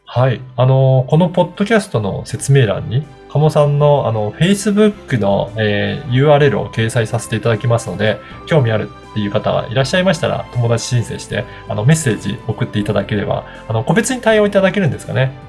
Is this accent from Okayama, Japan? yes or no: yes; Okayama, Japan; 私も、あの、出身が岡山なので